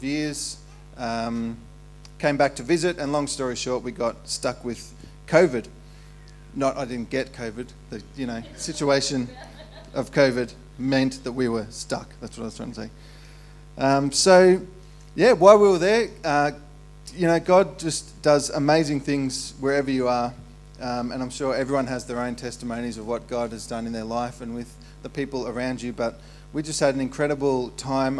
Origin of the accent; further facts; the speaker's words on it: Ballarat, Victoria, Australia; moved away as an adult; also born or lived in Melbourne / Perth; I was raised in Ballarat